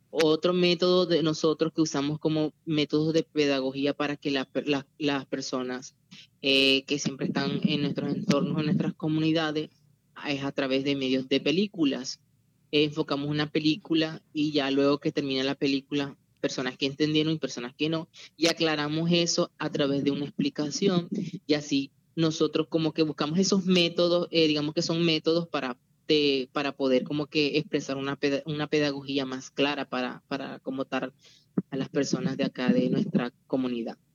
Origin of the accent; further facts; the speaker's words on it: Venezuela; now in Zona Bananera, Colombia; soy migrante venezolano y formo parte del movimiento LGBTI en la zona rural del municipio de Zona Bananera